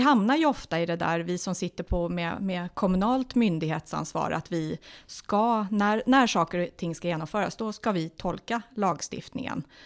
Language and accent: Swedish; Stockholm, Stockholm County, Sweden; moved away as an adult; now in Nyköping, Sweden; jag är ju från Stockholm ursprungligen, ja. flyttade till Nyköping 2004